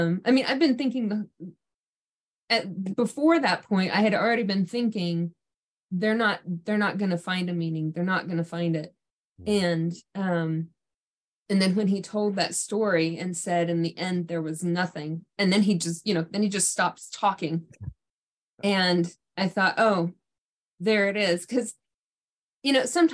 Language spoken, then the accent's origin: English; Germany; now in Oklahoma, United States; I grew up in Germany